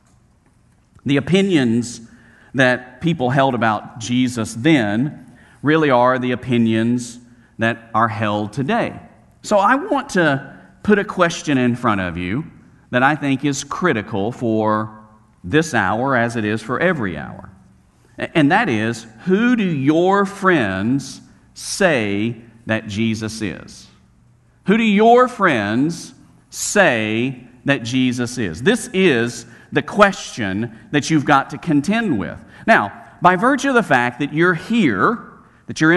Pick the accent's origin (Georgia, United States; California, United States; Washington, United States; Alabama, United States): Alabama, United States; Birmingham; where I grew up, Roebuck, suburb outside of Birmingham